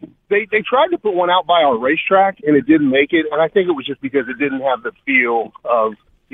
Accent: Midwest, United States; I'm from here. I grew up in the Midwest

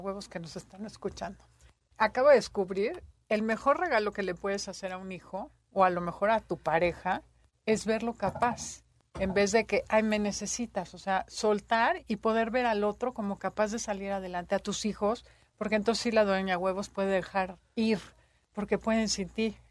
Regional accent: Mexico; mamás mexicanas

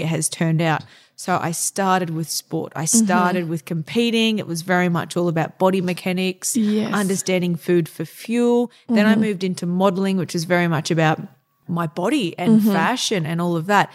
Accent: Townsville, Queensland, Australia; moved away; also born or lived in Brisbane / Singapore / Germany / New York; I grew up in Townsville, which was very much outdoor focused.

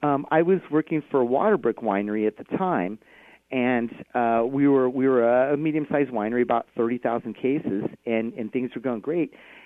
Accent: Napa, California, United States; now in Washington State, United States; I actually grew up in Napa, California.

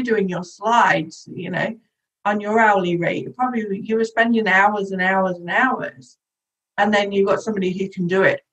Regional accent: Nottingham, East Midlands, United Kingdom; moved away as an adult; now in Gold Coast, Australia; I'm originally from Nottingham in England and chose the Gold Coast as my home over 12 years ago.

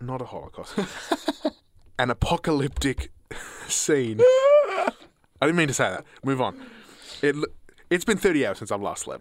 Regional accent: Australia; as an Australian collective, as an Australian citizen

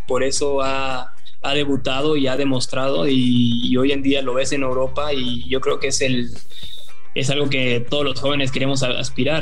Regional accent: Mexico; also born or lived in Argentina; Yo desde los cuatro años que estoy viviendo aquí y la verdad es que yo ya me siento más mexicano que argentino

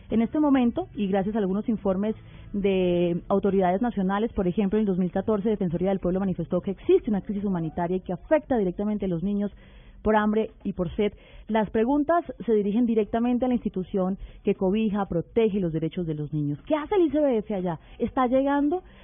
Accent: Chile; now in Colombia; Yo soy nacida en Chile, eh, ya, ya nacionalizada colombiana hace muchos años. Vivo hace 25 años en Colombia.

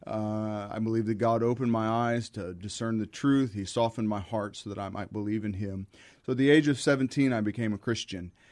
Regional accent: Midwest, United States; moved away as an adult; also born or lived in Chicago; now in San Antonio, United States; I lived a fairly normal, ordinary life as a teenager growing up in the Midwest

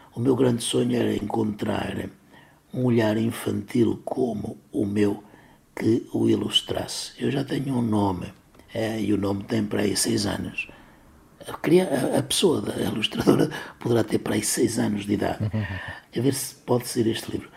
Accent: Cávado basin, Braga, Portugal; o ribeiro da minha terra, eh, se junta ao homem o homem se junta ao cávado

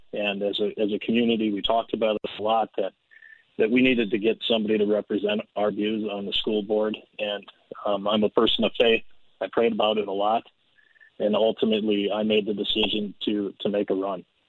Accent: Andover, Minnesota, United States; I was born and raised in Andover

